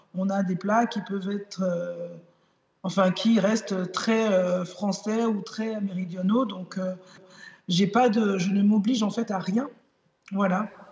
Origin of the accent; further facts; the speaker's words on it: Benin; now in Nîmes, France; mon pays d'origine, le Bénin